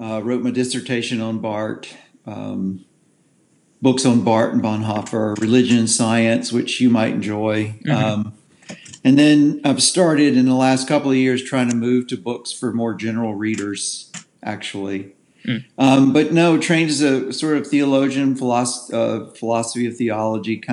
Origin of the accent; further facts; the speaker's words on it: the South, United States; I was born in the South. I'm a cracker.